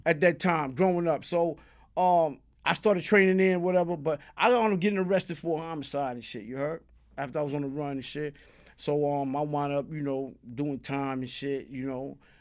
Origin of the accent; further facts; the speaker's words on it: New York City, New York, United States; Born and raised, three three six Blake.